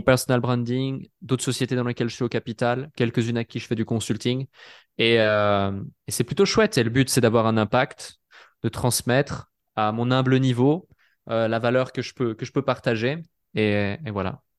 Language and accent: French; Switzerland; je suis suisse